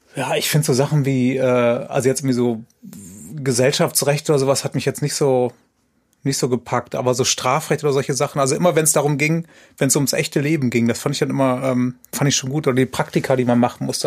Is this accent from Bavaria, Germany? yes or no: no; Aachen, North Rhine-Westphalia, Germany; das habe ich in Aachen gemacht, wo ich herkomme